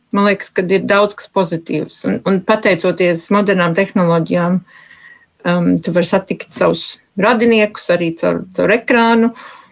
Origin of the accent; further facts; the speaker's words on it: Latvia; now in Australia; Es esmu dzimis Latvijā